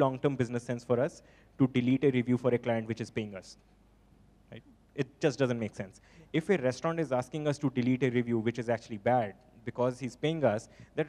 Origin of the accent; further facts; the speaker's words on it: Punjab, India; So we are from Punjab